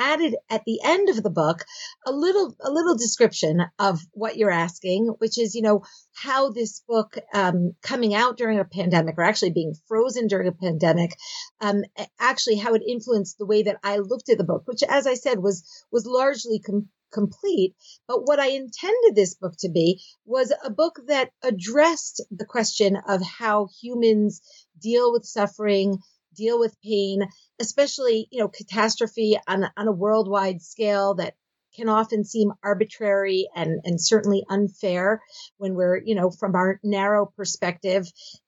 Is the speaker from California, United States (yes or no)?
no; Philadelphia, Pennsylvania, United States; moved away as an adult; now in Israel; Okay, so I grew up in Philadelphia, and I did my first degree at Stern College, which is the women's division of Yeshiva University. I then made Aliyah. I moved to Israel, and I did my subsequent degrees at Bar-Ilan University.